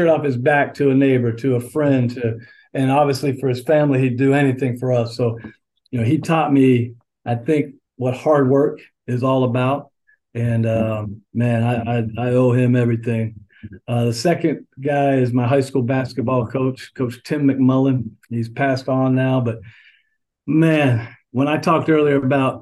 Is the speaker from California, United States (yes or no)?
no; St. Cloud, Florida, United States; also born or lived in Pennsylvania / Daytona Beach, Florida; So I've spent the majority of my life in Central Florida as I grew up in St. Cloud.